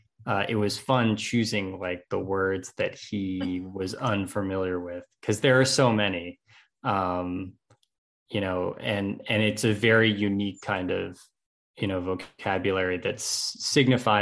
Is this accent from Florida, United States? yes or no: no; Nyack, New York, United States; I grew up in Nyack, which is kind of just outside the city